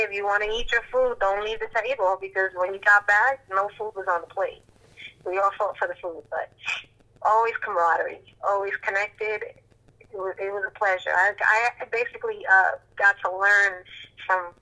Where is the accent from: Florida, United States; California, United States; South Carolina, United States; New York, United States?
New York, United States; New York City; I was born and raised in Hell's Kitchen, Midtown Manhattan